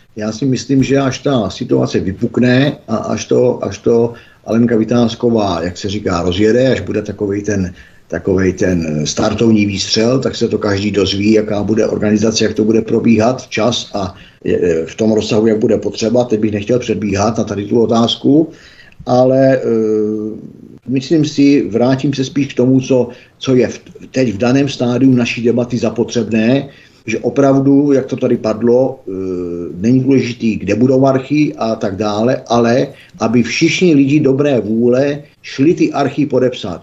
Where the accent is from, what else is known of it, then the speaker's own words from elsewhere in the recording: Czechia; já jsem Čech